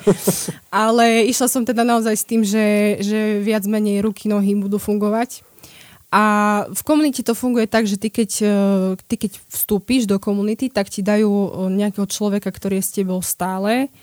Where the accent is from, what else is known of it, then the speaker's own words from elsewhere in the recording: Slovakia; moved away as an adult; also born or lived in Italy; my ako Slováci sme veľmi takí